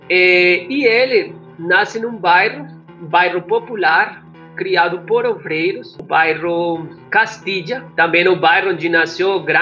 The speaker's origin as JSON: {"language": "Portuguese", "town": "Pereira", "region": "Risaralda", "country": "Colombia", "tie": "born there", "second_language": "Portuguese", "moved": "yes", "said": "Eu nasci em Pereira, uma cidade mais ou menos pequena, na Colômbia"}